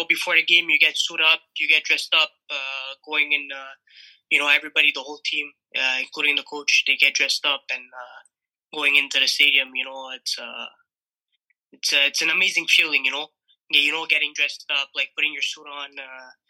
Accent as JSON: {"language": "English", "town": "Montreal", "region": "Quebec", "country": "Canada", "tie": "born or raised there", "said": "as a kid growing up in Montreal"}